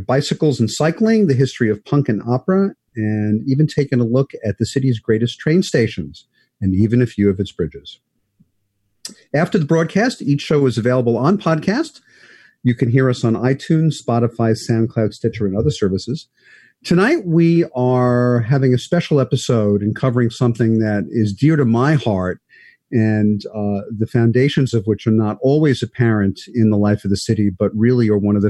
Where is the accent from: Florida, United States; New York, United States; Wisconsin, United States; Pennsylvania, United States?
New York, United States; New York City; I grew up in Manhattan Beach, so you know, that's the one thing I miss about where I live uptown. You and I live near each other now